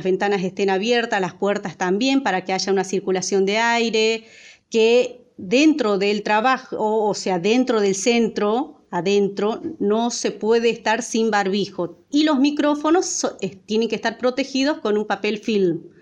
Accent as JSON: {"language": "Spanish", "town": "Salvador Mazza", "region": "Salta", "country": "Argentina", "tie": "born there", "moved": "as an adult", "lives_now": "Buenos Aires, Argentina", "said": "El lugar donde yo nací se llama Salvador Massa. Tenemos la localidad más grande a Salvador Maza, es Tartagal. El año 2006 me vine a Buenos Aires eh, teniendo 18 años, en búsqueda de eh, formación, ¿no?"}